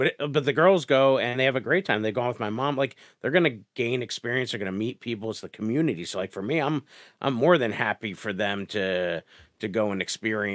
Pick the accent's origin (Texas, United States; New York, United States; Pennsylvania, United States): Pennsylvania, United States; Scranton; I grew up in the Hill section of Scranton for a good period